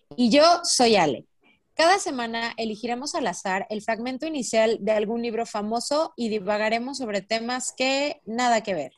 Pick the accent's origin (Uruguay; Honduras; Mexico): Mexico; also born or lived in Spain; yo soy de los de Sinaloa para abajo